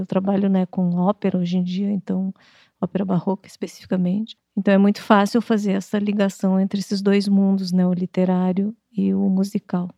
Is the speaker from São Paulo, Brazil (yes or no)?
no; Santa Maria, Rio Grande do Sul, Brazil; moved away; also born or lived in Porto Alegre; Eu nasci em Porto Alegre e nós fomos morar em Santa Maria.